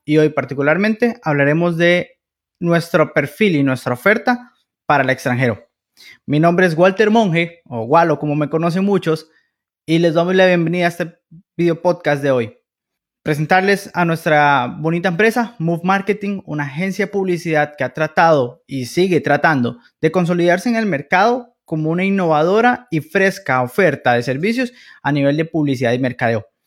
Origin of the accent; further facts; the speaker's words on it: Costa Rica; Como buenos costarricenses